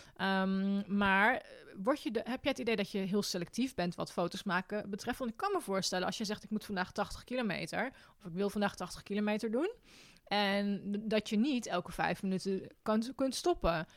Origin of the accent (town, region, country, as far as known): Netherlands